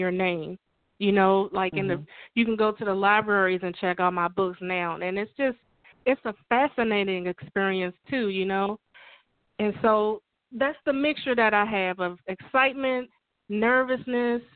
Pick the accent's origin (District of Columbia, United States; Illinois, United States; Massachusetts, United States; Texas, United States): District of Columbia, United States; Washington; moved away as an adult; also born or lived in suburban Maryland; now in Maryland, United States; I'm from Washington, D.C. I currently live in suburban Maryland.